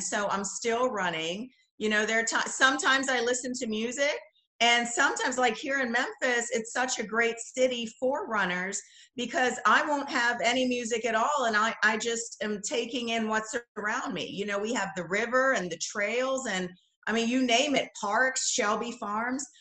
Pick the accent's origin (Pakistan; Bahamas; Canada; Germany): Bahamas; moved away as an adult; also born or lived in Los Angeles / Netherlands; I grew up in the Bahamas. I moved here for college, for school, graduate school, and that's what took me to LA.